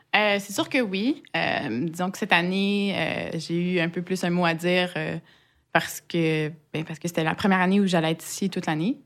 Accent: Quebec, Canada; moved away as an adult; now in Strasbourg, France; bien que j'ai été élevée au Québec, euh, j'ai pas des, des, parents québécois

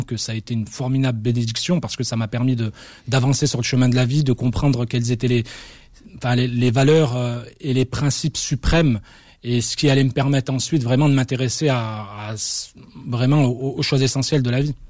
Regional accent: France; also born or lived in Constantine, Algeria (family origin); moi qui avais grandi en France, finalement loin de, de mon pays d'origine

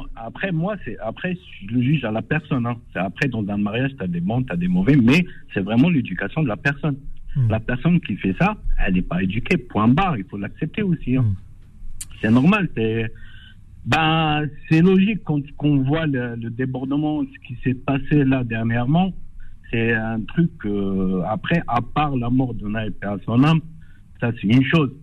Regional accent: Algeria; now in France; Moi, je suis algérien. J'habitais en Algérie avant

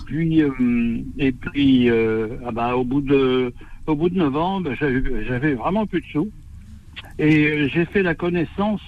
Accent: Normandy, France; moved away; je suis originaire de Normandie.

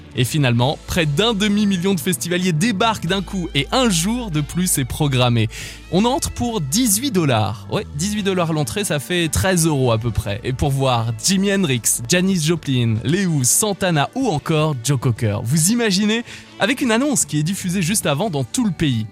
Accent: France; Riviera c'est chez nous, dans le Var, oui en France

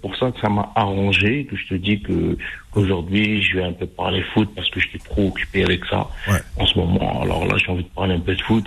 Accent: Algeria; chez nous en Algérie

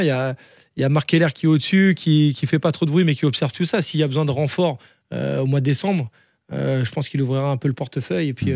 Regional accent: the North, Hauts-de-France, France; moved away; je viens du Nord

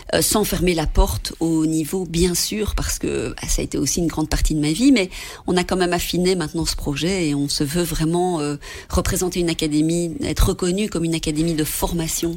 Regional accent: Belgium; pour nous, en tant que Belges, là-bas

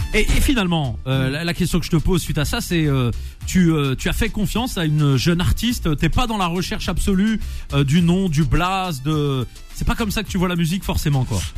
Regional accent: Nantes, Pays de la Loire, France; je suis nantais à la base

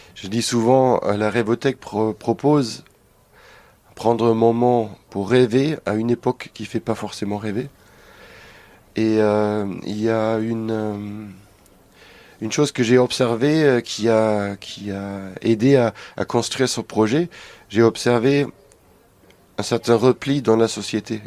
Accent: Germany; now in France; dans mon pays natal, en Allemagne.

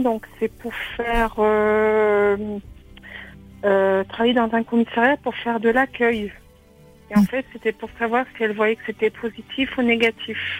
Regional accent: Haute-Vienne, Nouvelle-Aquitaine, France; now in Île-de-France, France; je suis originaire de, de la Haute-Vienne

